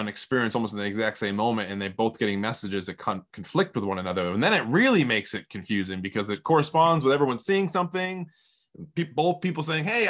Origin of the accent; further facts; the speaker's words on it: southeastern Massachusetts, United States; I grew up in Massachusetts and southeastern Massachusetts